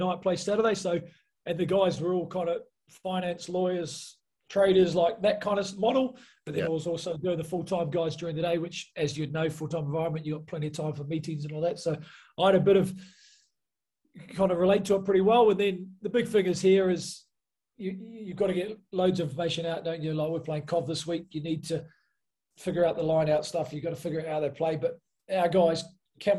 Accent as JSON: {"language": "English", "country": "New Zealand", "also_born_or_lived": "Nottingham, England", "moved": "as an adult", "said": "I come from New Zealand"}